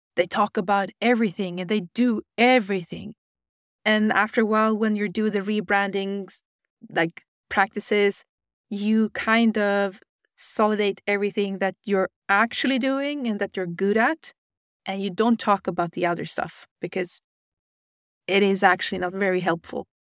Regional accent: Sweden; I'm from Sweden

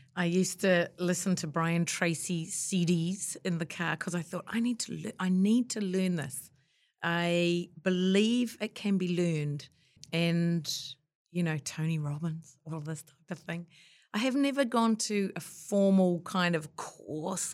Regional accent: New Zealand; after I'd been overseas, came back to New Zealand

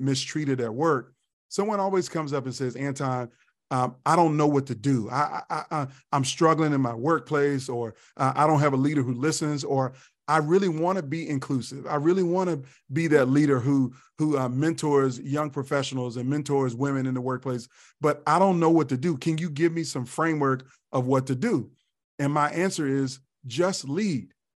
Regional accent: Tidewater, Virginia, United States; now in Columbia, South Carolina, United States; a hip hop kid growing up in Virginia

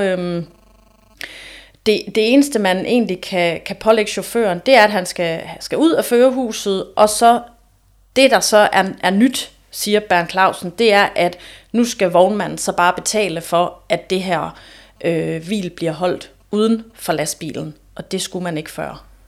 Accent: Aarhus, Central Denmark Region, Denmark; jeg er jo også Aarhusianer

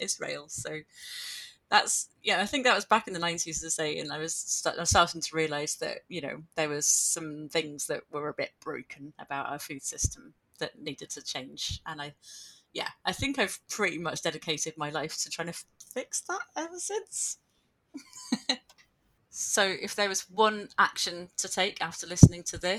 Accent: Penarth, Wales, United Kingdom; moved away as an adult; also born or lived in Aberdeenshire / South Lanarkshire / Glasgow; now in Scotland; I grew up in a small town just outside Cardiff on the sort of coastal side, a town called Penarth

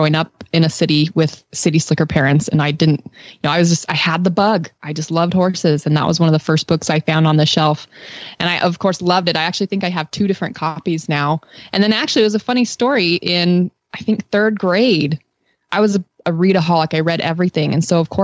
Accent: Western United States, United States; growing up in the Western United States

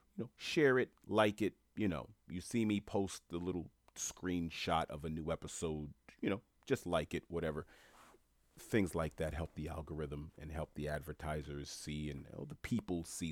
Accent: New York City, New York, United States; I'm a black man born and raised in New York City

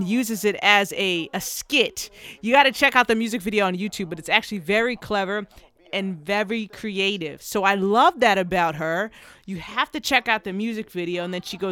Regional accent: New Jersey, United States; I'm from New Jersey

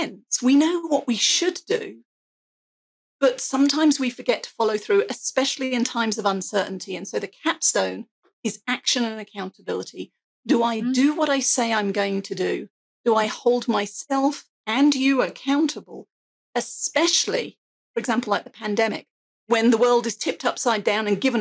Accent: England, United Kingdom; I have an accent. I'm English

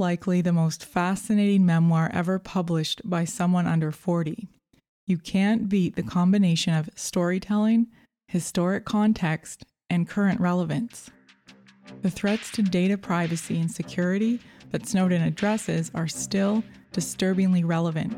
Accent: Canada; As a Canadian

